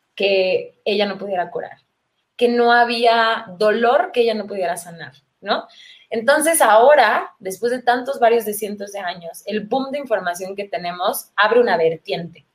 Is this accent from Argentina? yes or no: no; Mexico City, Mexico; Chilanga quiere decir originaria de la Ciudad de México y llevo toda la vida viviendo por acá